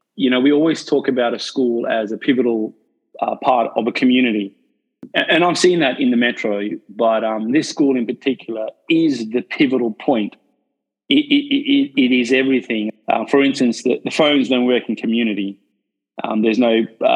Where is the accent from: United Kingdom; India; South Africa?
South Africa; now in Australia; I'm from South Africa myself, so I'm not an Australian. I wasn't born in Australia